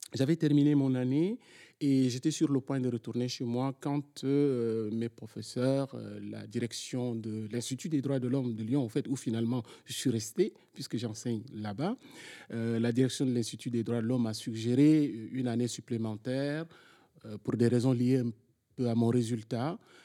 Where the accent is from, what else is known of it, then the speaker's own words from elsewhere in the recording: Chad; moved away as an adult; also born or lived in N'Djamena; now in France; j'ai fait mon parcours d'abord dans, dans, mon pays d'origine, le Tchad